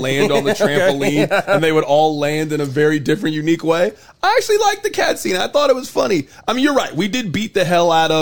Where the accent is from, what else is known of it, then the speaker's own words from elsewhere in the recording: Kansas City, United States; I'm from Kansas City.